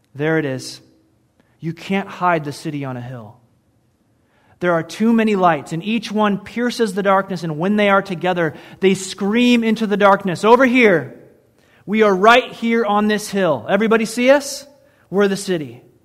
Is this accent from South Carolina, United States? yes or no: no; Michigan, United States; moved away; I grew up in Michigan, and it snowed there like, like really snowed there